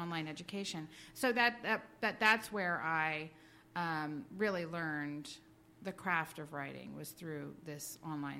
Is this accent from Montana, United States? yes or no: yes; Montana, United States; my childhood growing up in Montana.